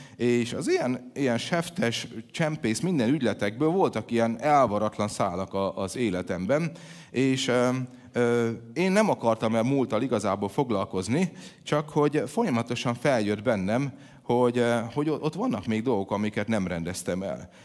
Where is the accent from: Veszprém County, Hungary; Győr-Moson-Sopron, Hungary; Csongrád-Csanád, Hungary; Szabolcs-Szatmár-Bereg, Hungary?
Szabolcs-Szatmár-Bereg, Hungary; by the Tisza and Krasna rivers; moved away; ahogy én felnőttem, ugye a, a kertünkbe folyt a Tisza, meg a Kraszna